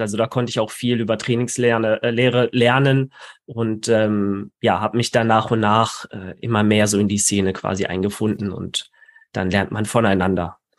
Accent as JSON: {"language": "German", "town": "Karlsruhe", "region": "Baden-Württemberg", "country": "Germany", "tie": "born or raised there", "said": "in meiner Heimatstadt in Karlsruhe"}